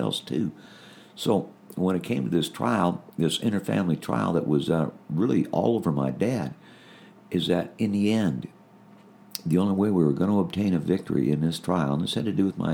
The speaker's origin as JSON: {"language": "English", "country": "United States", "said": "being an American"}